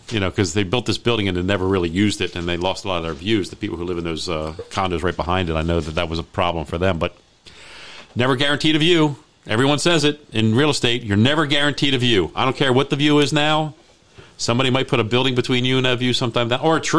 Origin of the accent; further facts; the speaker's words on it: Hyattsville, Maryland, United States; I grew up there. I mean, we were the only. We were really the only white family in, in the neighborhood.